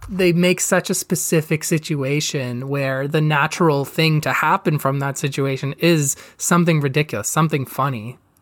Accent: Canada; I'm Canadian.

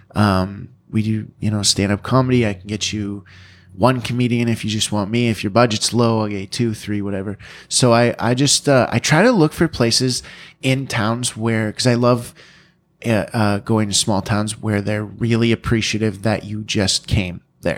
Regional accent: London, Ontario, Canada; born or raised there

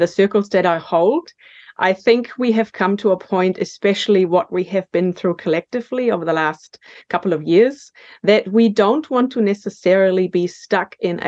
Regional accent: Germany; accent: German; moved away as an adult; now in New Zealand; I was born in Germany, and I got the call to come to New Zealand for a year to work in 1999.

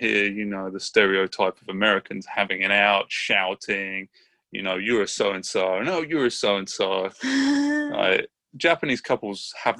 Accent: Brighton, South East England, United Kingdom; now in Richmond, United States; I'm from Brighton, England, and I'm living in Richmond, California.

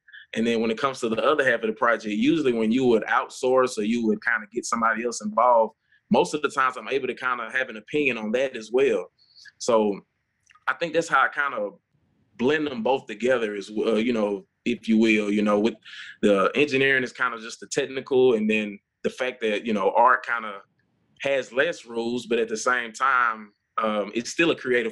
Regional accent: Jackson, Mississippi, United States; moved away as an adult; now in Memphis, United States; I grew up in Jackson, Mississippi, small town

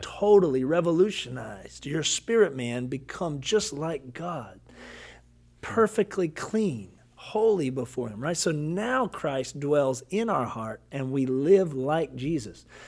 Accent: Kentucky, United States; I'm from Kentucky

